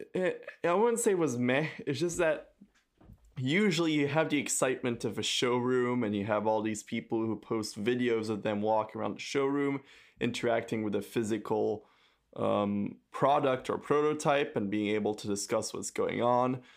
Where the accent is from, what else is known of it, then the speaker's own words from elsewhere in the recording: France; I come from France